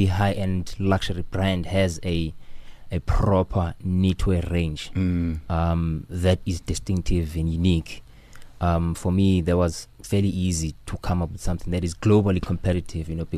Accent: Port Elizabeth, Eastern Cape, South Africa; I grew up at Kwatwesi in Port Elizabeth. Small suburb

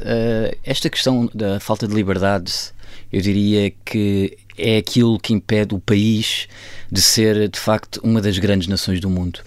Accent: Almeida, Centro, Portugal; also born or lived in Tehran / Lisbon / Kathmandu; nós somos da zona da Almeida

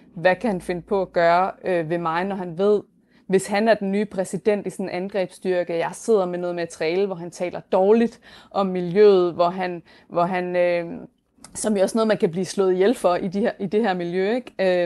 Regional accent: Denmark; moved away as an adult; now in New York, United States; mit hjemland

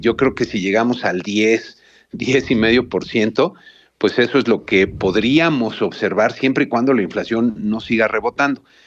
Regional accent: Mexico

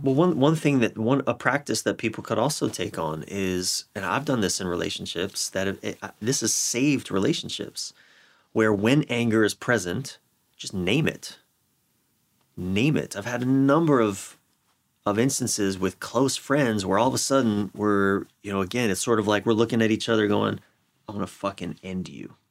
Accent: Maryland, United States; my home state of Maryland

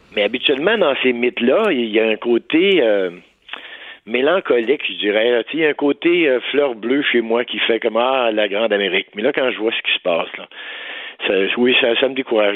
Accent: Saint-Marc-sur-Richelieu, Quebec, Canada

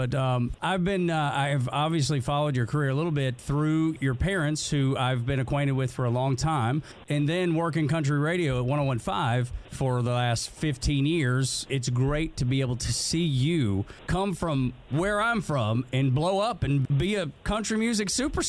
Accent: Dalton, Georgia, United States; I'm from Dalton.

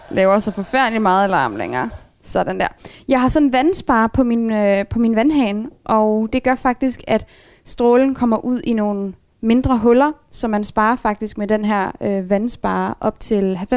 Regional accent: Aalborg, North Jutland, Denmark; Der var en lang periode, hvor der ikke var en løsvægtsbutik heroppe i Aalborg, og der tror tror jeg var den eneste Aalborgenser, der købte pasta i København.

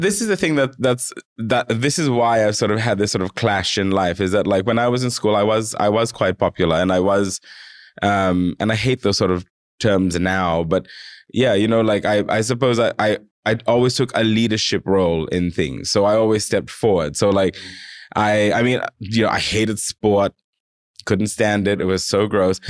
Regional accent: Fiji; now in Australia; myself as, as a, as a Fijian person

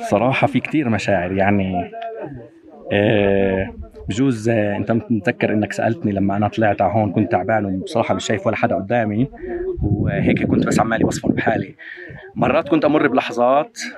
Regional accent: Jerusalem, Palestine; born there; moved away as an adult; also born or lived in Amman; أنا بني آدم خلقت في القدس آه، حسيت انه الواحد بيكتشف حاله لما طلعت من القدس طلعت من القدس ففهمت انه اه في احتلال بعدين طلعت من البلد ودرست في عمان

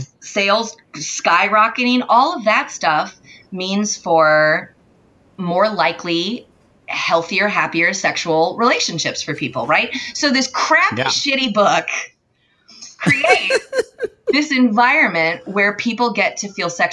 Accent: California, United States; moved away as an adult; also born or lived in Boston; I grew up in California and grew up in like orchard areas.

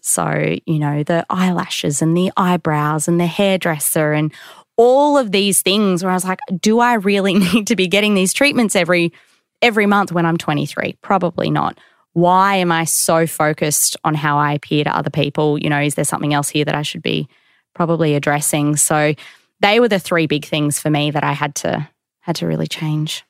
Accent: Queensland, Australia; I grew up in Queensland

